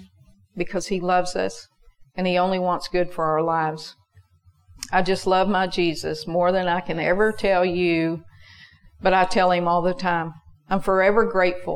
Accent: United States; I'm an American

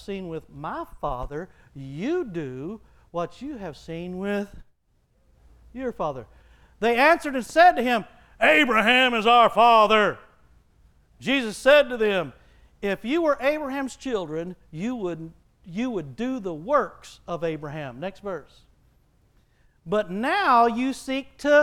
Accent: Texas, United States; He had me born in Texas, and I was birthed into a family

